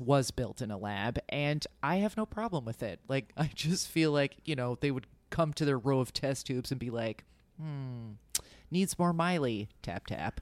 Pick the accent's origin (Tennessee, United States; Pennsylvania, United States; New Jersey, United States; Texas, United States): New Jersey, United States; suburban; born or raised there